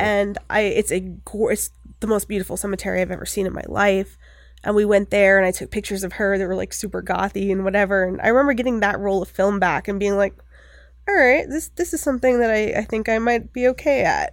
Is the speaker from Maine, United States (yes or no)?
yes; Bucksport, Maine, United States; I grew up in Maine, there's not a lot to do there